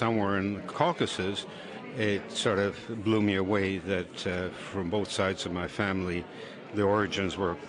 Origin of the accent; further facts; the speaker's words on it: Croatia; now in New Zealand; I've emigrated to New Zealand in 1971. I was born in Croatia of a Croatian father and a Russian mother.